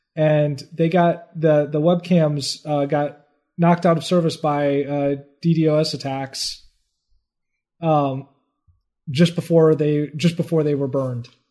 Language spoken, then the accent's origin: English; United States; I'm American